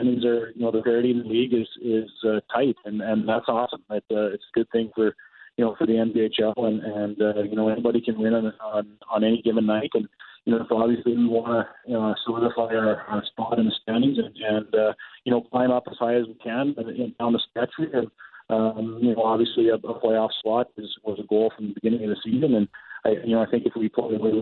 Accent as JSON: {"language": "English", "town": "Dominion City", "region": "Manitoba", "country": "Canada", "tie": "born or raised there", "lives_now": "Virden, Canada", "said": "Dominion City, South Winnipeg is my hometown"}